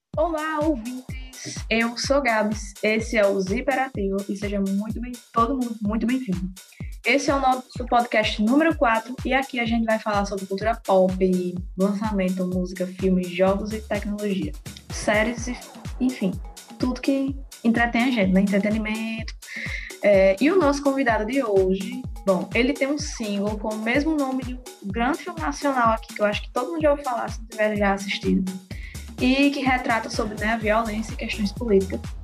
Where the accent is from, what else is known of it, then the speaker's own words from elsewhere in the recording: Mossoró, Rio Grande do Norte, Brazil; eu sou de Mossoró, Rio Grande do Norte